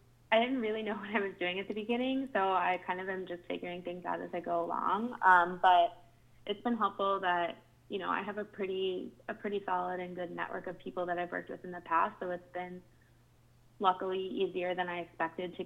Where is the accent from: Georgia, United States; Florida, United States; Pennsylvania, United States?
Pennsylvania, United States; Pittsburgh; now in New York City, United States; Based out of New York City, but I'm originally from Pittsburgh, Pennsylvania